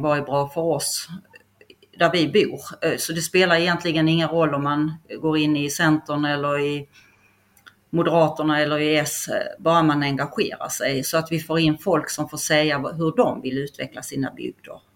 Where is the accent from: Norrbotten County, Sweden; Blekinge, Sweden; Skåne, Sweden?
Skåne, Sweden; accent: Skåne dialect; also born or lived in Stockholm; now in Kaxås, Sweden; jag är ju inte härifrån, vilket hörs på min dialekt, jag är från Skåne